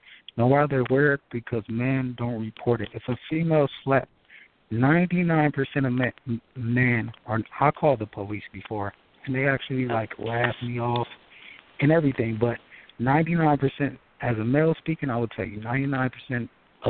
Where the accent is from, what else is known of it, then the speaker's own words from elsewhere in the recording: Los Angeles, California, United States; I'm from Michael, LA.